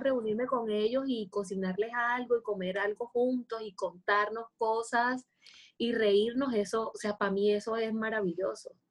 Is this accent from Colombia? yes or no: yes; Cartagena, Bolívar, Colombia; soy una mujer cartagenera, colombiana